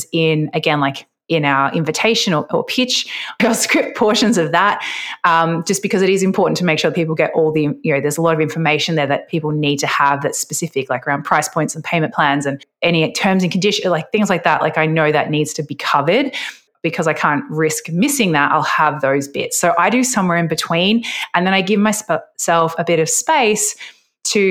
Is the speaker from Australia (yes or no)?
yes; Australia; I'm Australian